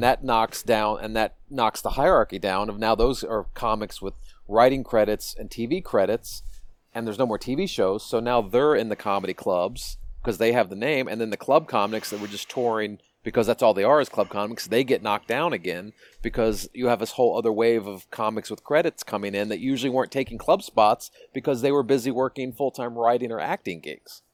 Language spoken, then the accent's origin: English; Washington, District of Columbia, United States; moved away; my hometown of dc